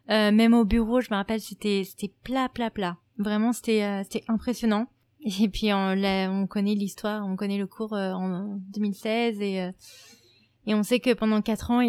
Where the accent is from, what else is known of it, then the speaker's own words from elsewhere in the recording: United States; même en tant qu'américaine aujourd'hui, bah j'ai honte, j'ai honte de ce pays